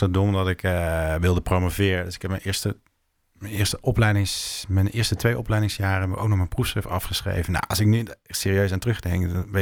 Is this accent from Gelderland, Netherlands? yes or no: no; Limburg, Netherlands; now in Utrecht, Netherlands; In Limburg vinden ze me nu een Hollander en een verrader.